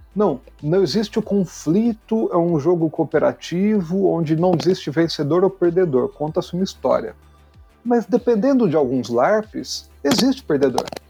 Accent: Poços de Caldas, Minas Gerais, Brazil; moved away as an adult; now in São Paulo, Brazil; eu nasci em São Paulo, mas eu cresci em, no sul de Minas, em Poço de Caldas

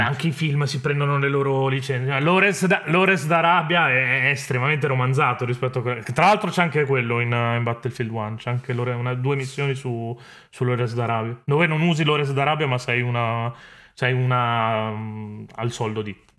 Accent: Italy; del mio paese, inteso l'Italia come, come, nazione

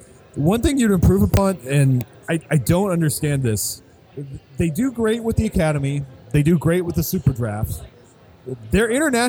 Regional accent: Anchorage, Alaska, United States; now in Texas, United States; I'm originally from Anchorage, Alaska

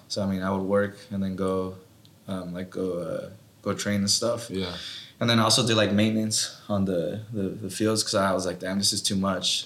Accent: Watsonville, California, United States; I was born and raised in Watsonville

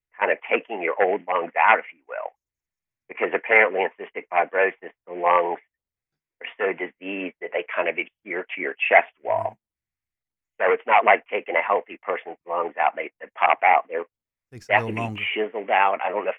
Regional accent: Tallahassee, Florida, United States; born there; I was born in Tallahassee, which is probably an hour or so away.

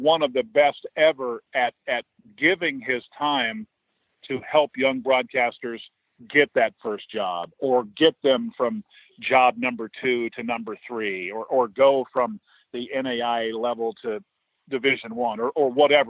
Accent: Fort Collins, Colorado, United States; I think I have some ins here with these people because I grew up in Fort Collins and know the right people.

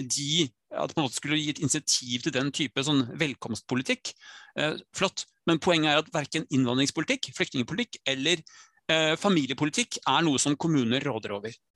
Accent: Skien, Telemark, Norway; moved away; also born or lived in Nesodden; født og oppvokst i Skien

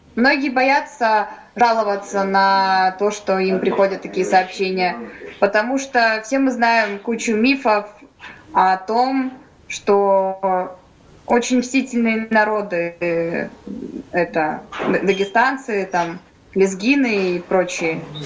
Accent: Kazakhstan; moved away as an adult; now in Novosibirsk, Russia; я родом из Казахстана, по национальности я русская. Э, приехала, чтобы поступить в медицинский

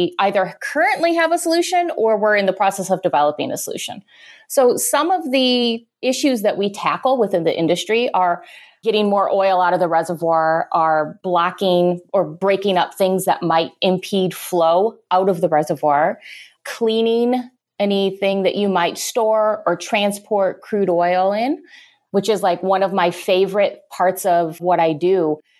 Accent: Illinois, United States; moved away as an adult; also born or lived in South Carolina / New Mexico; I'm from Illinois.

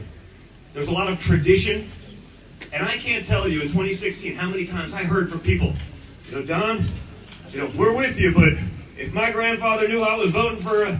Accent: New York, United States; but I'm from New York

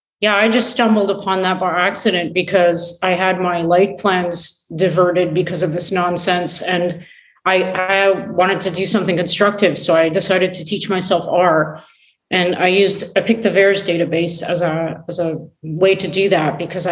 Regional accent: Canada; I'm Canadian

